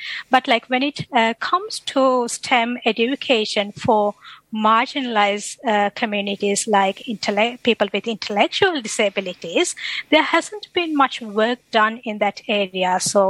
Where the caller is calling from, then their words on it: Brisbane, Queensland, Australia; I'm connecting from Brisbane, so I'm attached to Robotics and Autonomous Systems Group at CSIRO